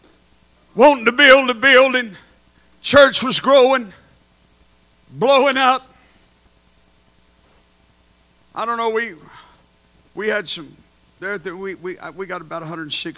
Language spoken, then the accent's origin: English; Texas, United States; I'm from Texas and we got land everywhere and buildings